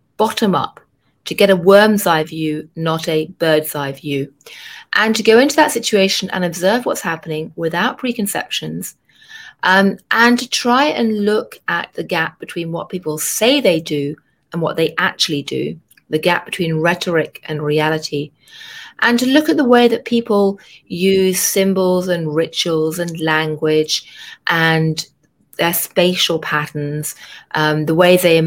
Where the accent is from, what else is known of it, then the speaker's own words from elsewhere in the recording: London, United Kingdom; moved away as an adult; now in New York, United States; I grew up in London in a really boring suburb